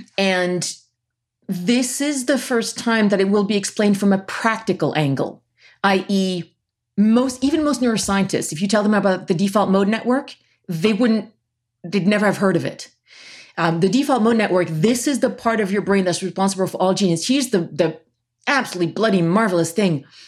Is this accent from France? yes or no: yes; Paris, Île-de-France, France; I grew up in Paris, half French, half American